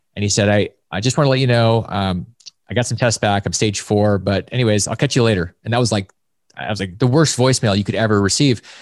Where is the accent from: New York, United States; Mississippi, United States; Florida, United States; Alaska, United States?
Alaska, United States; I grew up in Alaska